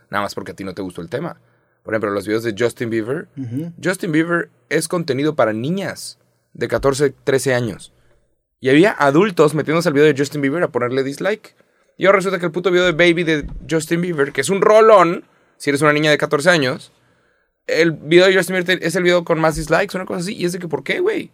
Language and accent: Spanish; Mexico; 30 años siendo mexicano